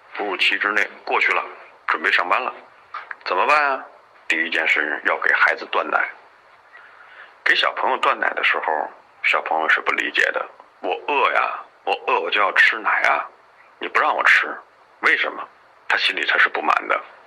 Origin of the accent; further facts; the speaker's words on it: China; 我们中国人